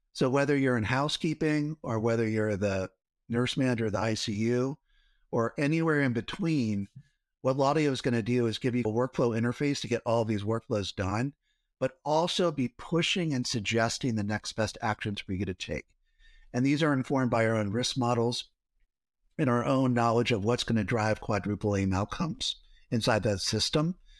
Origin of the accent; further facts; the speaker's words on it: Cincinnati, Ohio, United States; I grew up in Ohio, in Cincinnati, so right in the middle.